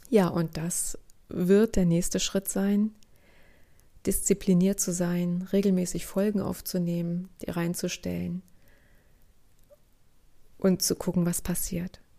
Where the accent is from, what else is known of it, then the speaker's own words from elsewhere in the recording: East Germany, Germany; Sie begann Anfang der 1970er Jahre. Ich bin in der DDR aufgewachsen.